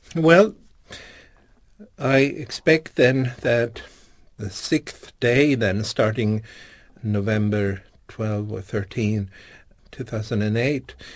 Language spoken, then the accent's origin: English; Stockholm, Stockholm County, Sweden; Born and raised in Stockholm